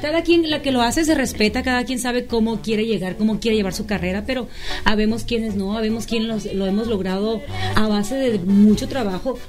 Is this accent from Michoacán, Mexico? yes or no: no; Los Mochis, Sinaloa, Mexico; Soy de los Mochis, Sinaloa, de un pueblito cerquita de ahí que se llama el Macapule